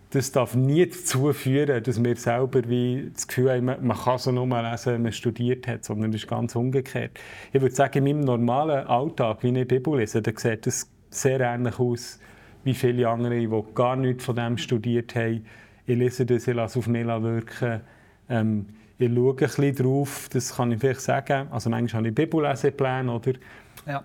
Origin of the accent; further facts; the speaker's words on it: Switzerland; ich als Schweizer